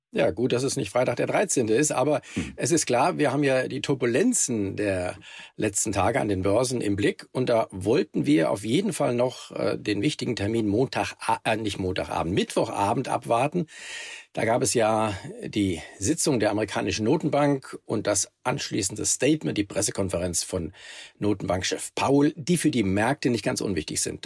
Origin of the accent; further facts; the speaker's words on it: Germany; bei uns in Deutschland